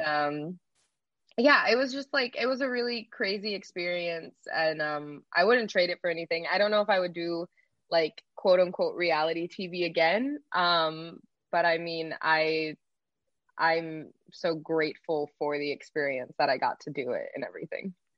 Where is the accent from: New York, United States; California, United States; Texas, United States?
Texas, United States; moved away as an adult; now in Los Angeles, United States; I was originally from Texas, born and raised there my whole life, and I moved out to Los Angeles